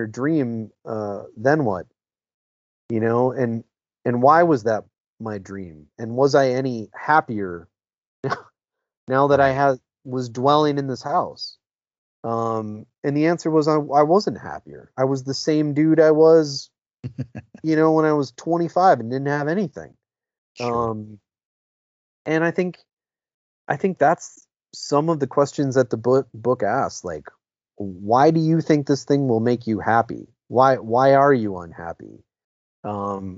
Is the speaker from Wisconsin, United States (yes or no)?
yes; Eau Claire, Wisconsin, United States; growing up middle class in Eau Claire, Wisconsin